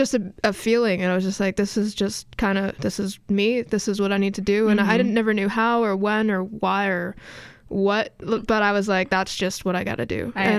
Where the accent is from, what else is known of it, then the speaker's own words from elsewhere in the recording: Boston, Massachusetts, United States; I grew up in Boston. I still live there.